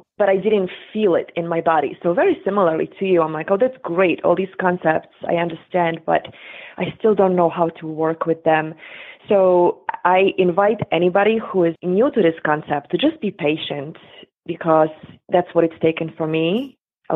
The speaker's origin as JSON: {"language": "English", "country": "Poland", "tie": "born or raised there", "moved": "yes", "said": "I grew up in Poland in late 70s, 80s, and early 90s"}